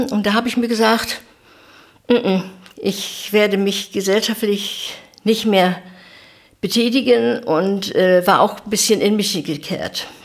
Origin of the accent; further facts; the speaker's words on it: East Germany, Germany; du weißt, ich bin ein Kind der DDR, worauf ich eigentlich auch sehr stolz bin.